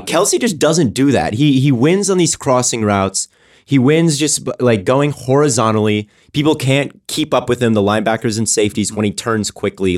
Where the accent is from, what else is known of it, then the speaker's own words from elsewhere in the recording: Minnesota, United States; my Minnesota people, I'm from Minnesota